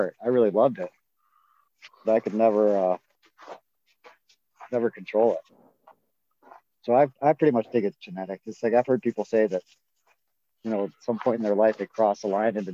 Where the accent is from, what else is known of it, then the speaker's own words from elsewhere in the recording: Avon Lake, Ohio, United States; Avon Lake, my hometown